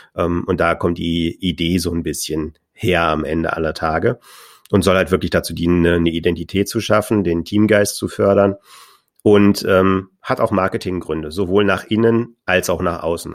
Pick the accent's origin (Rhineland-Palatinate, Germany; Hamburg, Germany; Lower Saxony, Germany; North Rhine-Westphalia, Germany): North Rhine-Westphalia, Germany; Düsseldorf; Ich komme ja aus Düsseldorf